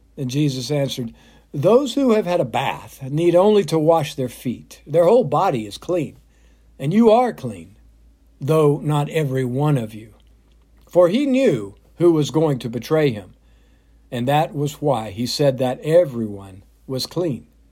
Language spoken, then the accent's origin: English; south of Atlanta, Georgia, United States; When I was growing up, my mom took my brothers and sister and me to church. First Baptist in my hometown, south of Atlanta